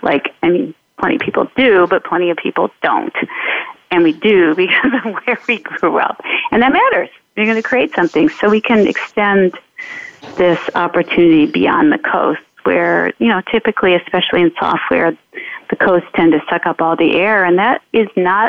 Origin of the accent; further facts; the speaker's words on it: Detroit, Michigan, United States; moved away; I come from Detroit